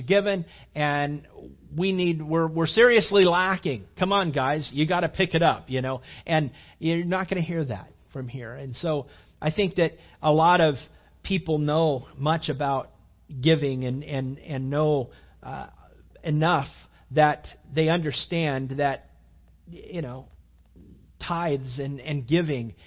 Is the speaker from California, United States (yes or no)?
yes; California, United States; moved away; Back where I grew up out in California